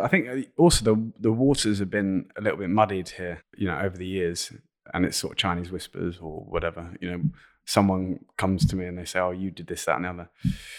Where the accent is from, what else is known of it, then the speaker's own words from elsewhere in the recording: London, United Kingdom; accent: London; This is when people zone out with my London accent.